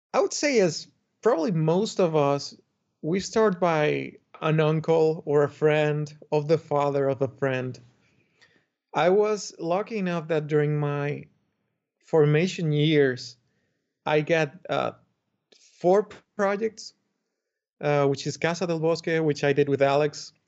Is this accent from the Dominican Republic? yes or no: yes; Dominican Republic; I come from the Dominican Republic, where I grew up